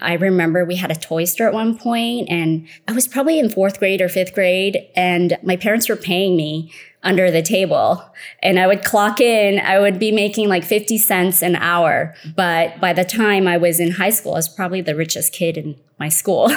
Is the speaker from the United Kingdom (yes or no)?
no; Malaysia; moved away; I was born in Malaysia. I'm considered third generation Malaysian Chinese